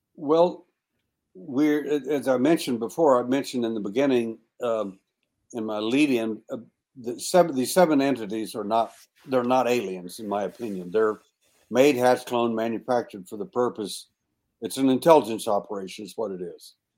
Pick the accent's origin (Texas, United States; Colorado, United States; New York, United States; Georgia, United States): Texas, United States; I was born in Texas and I was born at night